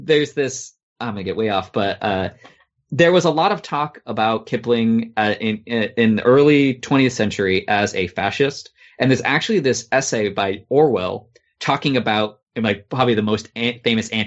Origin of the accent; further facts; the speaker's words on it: United States; as an American